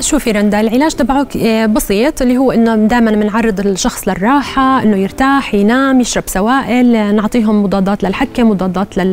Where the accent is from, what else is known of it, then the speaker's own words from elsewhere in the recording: Jordan; احنا موجود عندنا بالاردن